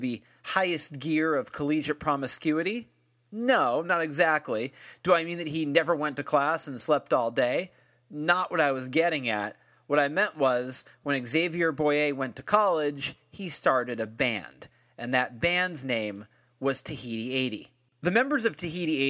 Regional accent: United States; I'm not French, I'm American

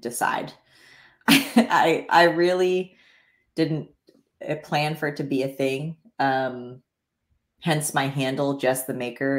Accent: the Poconos, Pennsylvania, United States; now in Bentonville, United States; I grew up in the Poconos of Pennsylvania

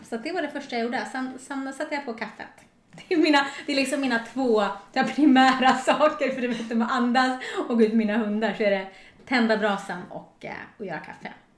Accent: Storvreta, Uppsala County, Sweden; moved away; also born or lived in Stockholm; jag kommer från ett litet samhälle som heter Storvreta utanför Uppsala

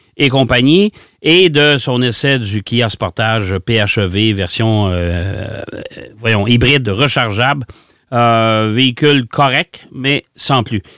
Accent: Quebec, Canada

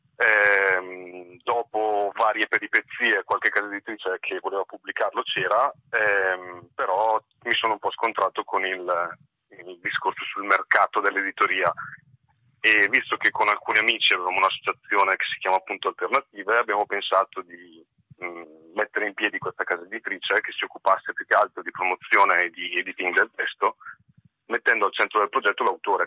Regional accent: Brescia, Lombardy, Italy; io sono di Brescia

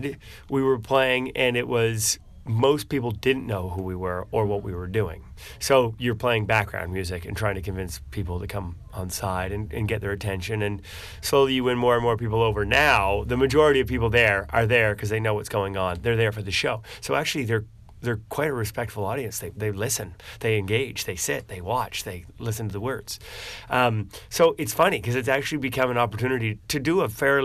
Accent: New Brunswick, Canada; moved away as an adult; now in Halifax, Canada; I grew up in New Brunswick

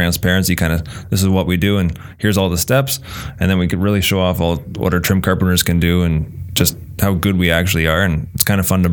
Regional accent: Milton, Ontario, Canada; I was born and raised in Milton

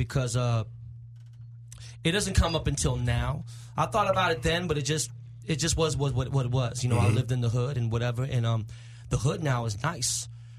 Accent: Los Angeles, California, United States; I'm from Koreatown, from K-Town.

